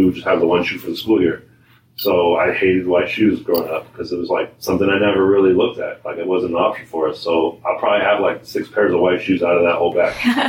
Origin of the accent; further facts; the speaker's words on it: Sacramento, California, United States; now in Portland, United States; I grew up in Sacramento